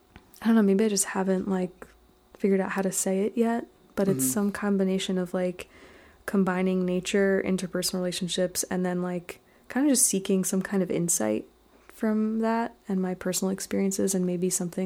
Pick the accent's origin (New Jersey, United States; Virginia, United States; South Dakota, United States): New Jersey, United States; Basking Ridge; also born or lived in Edison, New Jersey; now in Rosendale, United States; I'm from Jersey originally.